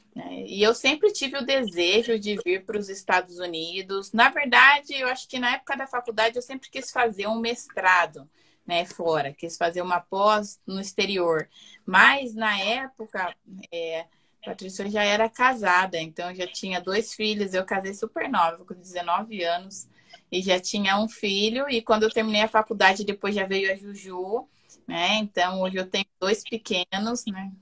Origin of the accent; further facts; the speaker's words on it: Campinas, São Paulo, Brazil; moved away as an adult; now in Utah, United States; eu sou natural de Campinas, São Paulo. Aí estou morando aqui no estado de Utah, já vai fazer quatro anos